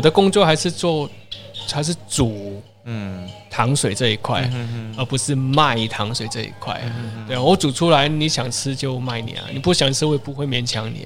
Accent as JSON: {"language": "Chinese", "country": "Hong Kong", "moved": "yes", "lives_now": "Taiwan", "said": "可能大家在在台湾生活久了，嗯、就是呃，因为他我们的的交交朋友的圈子都不会是香港人啊。嗯、可可是久而久之你，你你会发现，哎，我好久没有讲广东话了"}